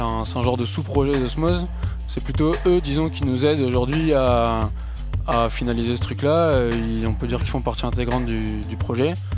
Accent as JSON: {"language": "French", "area": "near Lille", "region": "Hauts-de-France", "country": "France", "said": "même de, à côté de Lille"}